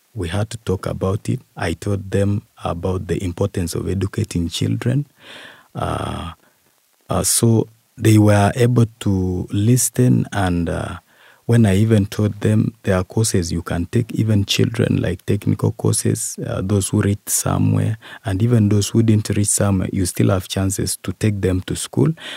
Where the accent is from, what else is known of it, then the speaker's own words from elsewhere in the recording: Bukwa, Eastern Region, Uganda; from Bukwa sub